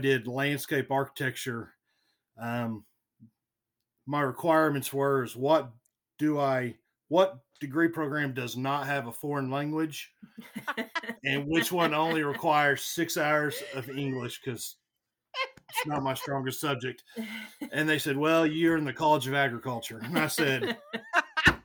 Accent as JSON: {"language": "English", "town": "Mannford", "region": "Oklahoma", "country": "United States", "tie": "born or raised there", "also_born_or_lived": "Stillwater, Oklahoma", "lives_now": "Tulsa, United States", "said": "I grew up on Lake Keystone and went to K through eighth grade at Keystone Public Schools, a little small independent school district right outside of Manford"}